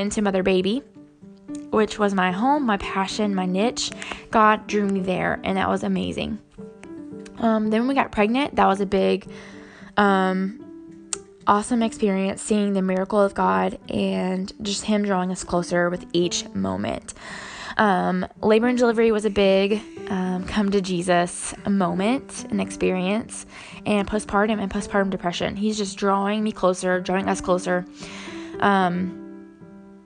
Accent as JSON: {"language": "English", "region": "the Bible Belt in the South", "country": "United States", "tie": "born or raised there", "said": "growing up in the Bible Belt in the South"}